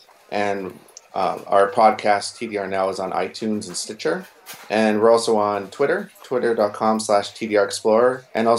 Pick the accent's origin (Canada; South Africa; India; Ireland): Canada; moved away as an adult; now in Tokyo, Japan; I'm originally from Canada.